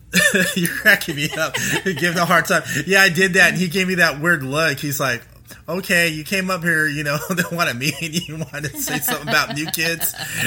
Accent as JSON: {"language": "English", "region": "California", "country": "United States", "also_born_or_lived": "Cincinnati area, Ohio", "moved": "yes", "lives_now": "Cincinnati, United States", "said": "I'm originally from California, but I live out here in the Midwest. We live out here in the Cincinnati area."}